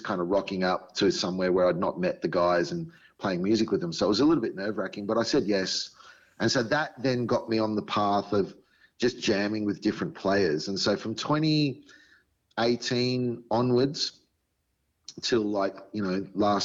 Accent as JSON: {"language": "English", "town": "Sydney", "region": "New South Wales", "country": "Australia", "tie": "born or raised there", "said": "I grew up in Sydney, so it was Western Sydney"}